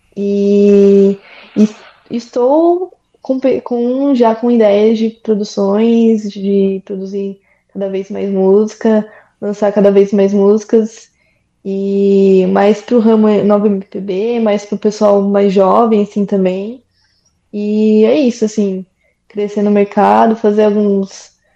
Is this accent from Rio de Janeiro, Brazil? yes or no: no; São Paulo, Brazil; eu sou de São Paulo